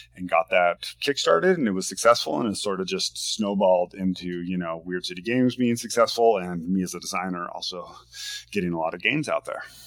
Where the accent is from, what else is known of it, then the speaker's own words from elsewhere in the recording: Washington, United States; now in Portland, United States; I'm from the Northwest. I was uh, born and raised in Washington State